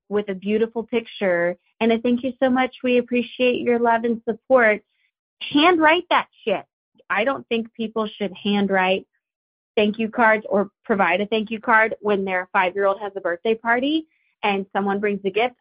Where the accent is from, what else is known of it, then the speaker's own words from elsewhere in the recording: the South, United States; I'm from the South